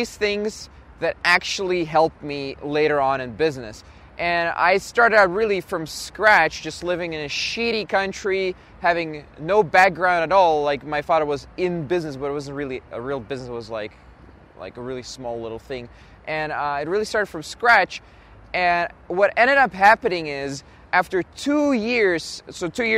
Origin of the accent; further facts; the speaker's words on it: Belgium; also born or lived in Russia; ended up in Belgium. So I'm actually Belgian, even though I was born in Russia. And in Belgium, I just went through the normal, like, high school, primary school, college